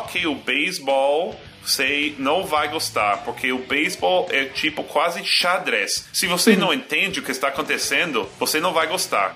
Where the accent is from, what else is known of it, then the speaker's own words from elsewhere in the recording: United States; Portuguese is a second language; also born or lived in Boston; now in New York, United States; nós, nos Estados Unidos